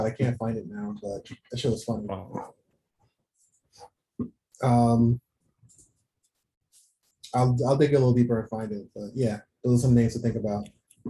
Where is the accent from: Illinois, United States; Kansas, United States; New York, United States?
New York, United States; New York City; Obviously, we're from Queens.